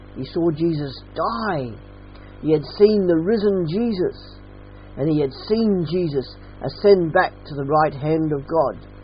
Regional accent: Australia; now in Salisbury, United Kingdom; I'm Australian

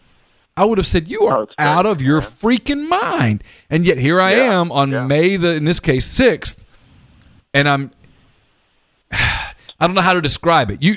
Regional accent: Louisiana, United States; also born or lived in Alabama; now in Mississippi, United States; I've lived my entire life in the South. I grew up in Louisiana

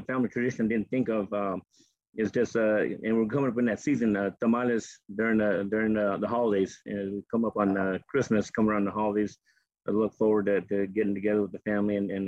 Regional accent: Mexico; now in Phoenix, United States; Mexican American is a term that's common with me because I'm from Mexico

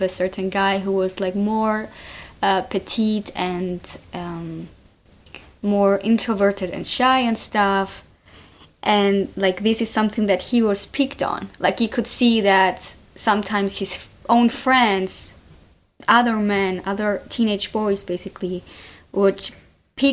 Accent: Cyprus; I was brought up in Cyprus

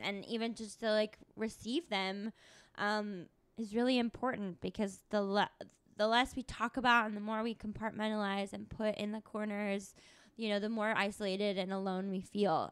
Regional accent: Tucson, Arizona, United States; come from a college town, too, which is Tucson

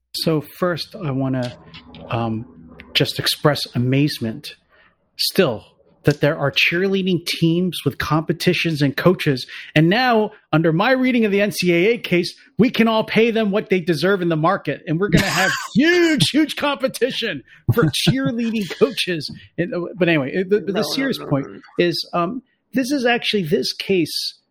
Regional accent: Philadelphia, Pennsylvania, United States; I'm from Philadelphia

